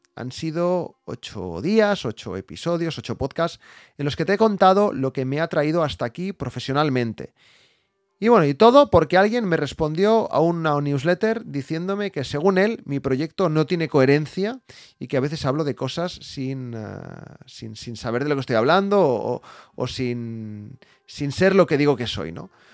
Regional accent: Barcelona, Catalonia, Spain; yo soy de Barcelona

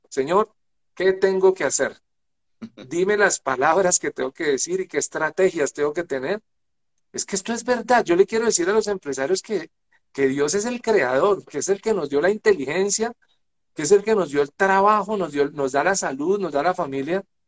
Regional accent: Chiquinquirá, Boyacá, Colombia; nací en Chiquinquirá, nací en Chiquinquirá, que es la capital religiosa de Colombia

